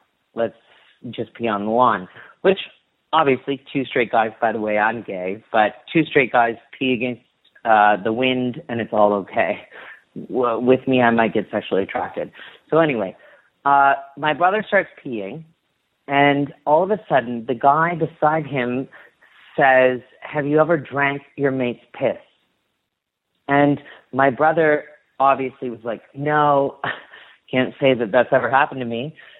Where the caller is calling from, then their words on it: Toronto, Ontario, Canada; I'm calling from Toronto, Ontario.